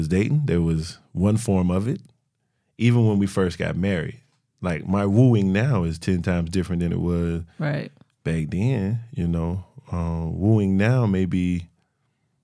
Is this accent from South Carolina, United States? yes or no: yes; Florence, South Carolina, United States; also born or lived in Columbia, South Carolina; I'm from Florence. Born and raised